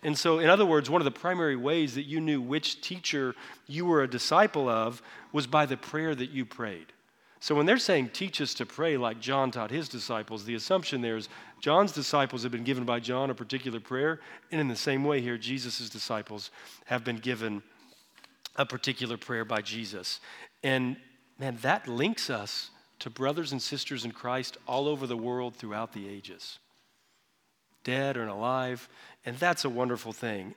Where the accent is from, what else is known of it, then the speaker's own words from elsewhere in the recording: Texas, United States; I grew up in Texas